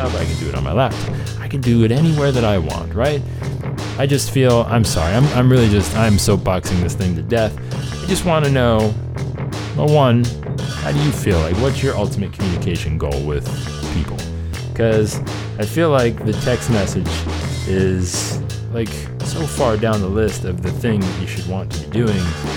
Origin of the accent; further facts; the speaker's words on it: Cleveland, Ohio, United States; Cleveland, Ohio, June 24th, 25th, 26th. Come see me, my hometown